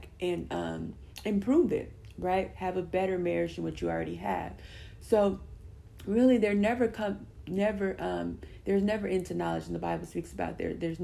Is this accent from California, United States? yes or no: yes; California, United States; I'm from California